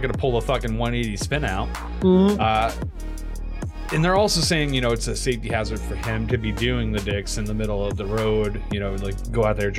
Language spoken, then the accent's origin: English; upstate New York, United States; upstate New York, honestly, as we were growing up.